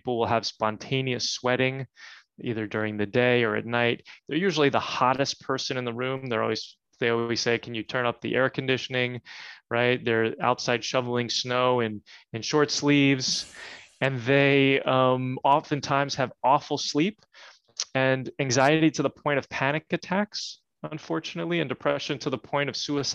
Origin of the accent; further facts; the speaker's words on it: New Jersey, United States; I grew up in New Jersey.